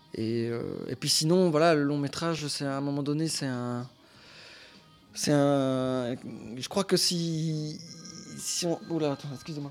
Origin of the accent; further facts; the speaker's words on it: Belgium; Je suis belge.